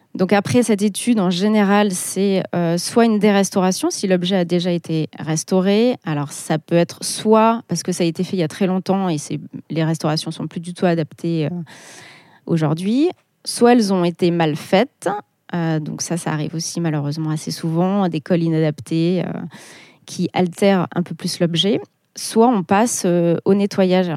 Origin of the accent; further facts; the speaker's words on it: Clermont-Ferrand, Auvergne-Rhône-Alpes, France; moved away as an adult; also born or lived in Paris / Burgundy; je suis née à Clermont, donc je suis auvergnate, donc j'ai toujours connu euh, Gergovie